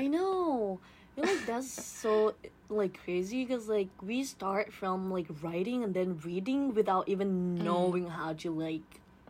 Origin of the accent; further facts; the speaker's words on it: Thailand; English is a second language; I'm from Thailand, too.